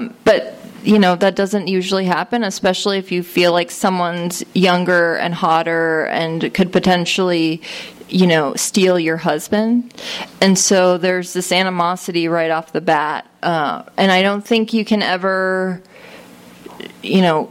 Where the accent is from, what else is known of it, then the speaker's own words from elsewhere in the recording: Connecticut, United States; I grew up in Connecticut on the shoreline